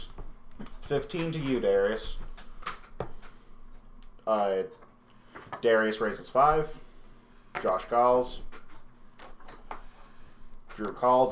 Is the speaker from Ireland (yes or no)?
yes; Ireland; I'm a loud Irishman